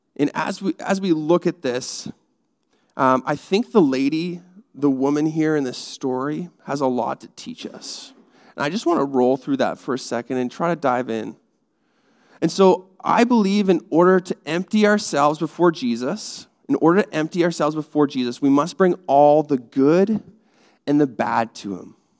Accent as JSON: {"language": "English", "country": "Canada", "said": "I'm Canadian"}